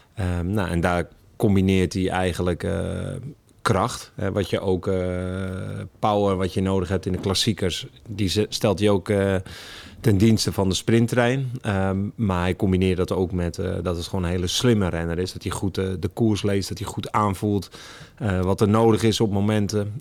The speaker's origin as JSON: {"language": "Dutch", "town": "Alkmaar", "region": "North Holland", "country": "Netherlands", "moved": "yes", "lives_now": "Het Gooi, Netherlands", "said": "ik woon in het Gooi, maar ik kom er niet vandaan. Ik kom uit Noord-Holland"}